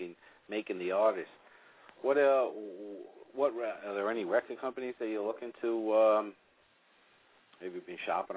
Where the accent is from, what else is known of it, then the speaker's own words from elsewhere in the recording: Southern California, United States; I'm from Southern California